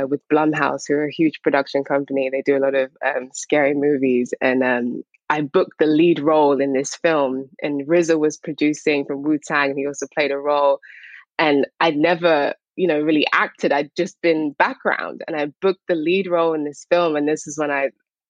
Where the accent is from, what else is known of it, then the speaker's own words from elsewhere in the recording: Harrow, London, United Kingdom; also born or lived in St. Lucia / Barbados; I'm from England